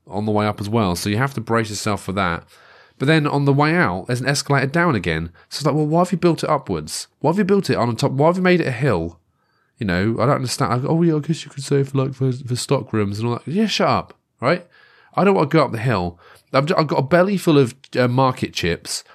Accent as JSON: {"language": "English", "town": "Great Yarmouth", "region": "East of England", "country": "United Kingdom", "tie": "born or raised there", "moved": "yes", "said": "I grew up near Great Yarmouth."}